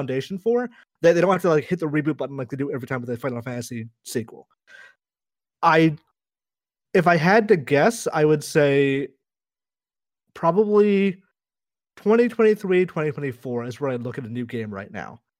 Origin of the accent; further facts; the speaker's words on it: United States; I grew up with the only brown characters I knew about were, like, Dal Sim. And obviously that's not a good representational thing for, like, a child growing up in America